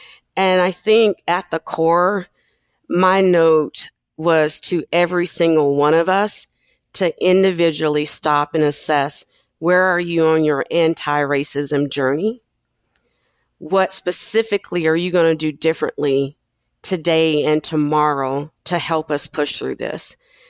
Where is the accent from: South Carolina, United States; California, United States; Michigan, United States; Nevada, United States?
South Carolina, United States; even from a kid growing up in South Carolina and deciding to move my family to the West Coast because of some racial issues that I faced as a kid